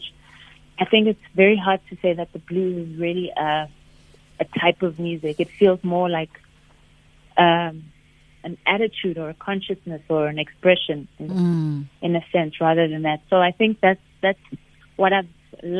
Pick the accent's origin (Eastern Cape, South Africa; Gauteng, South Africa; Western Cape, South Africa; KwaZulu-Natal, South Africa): Gauteng, South Africa; Pretoria; born or raised there